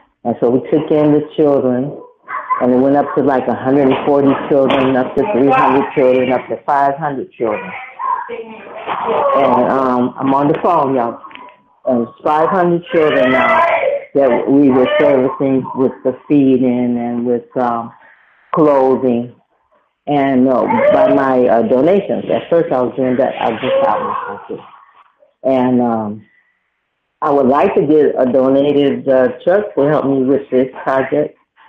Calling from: Detroit, Michigan, United States; I'm calling from Detroit, Michigan.

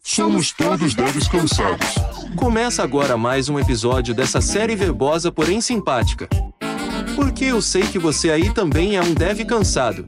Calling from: Natal, Rio Grande do Norte, Brazil; eu falo de Natal

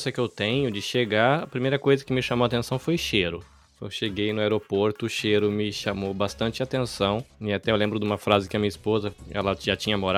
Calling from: Kosai, Shizuoka, Japan; Eu falo da província de Shizuoka, numa cidadezinha pequenininha perto da cidade de Hamamatsu. A cidade se chama Kosai. Tem 60 mil habitantes, é um ovinho.

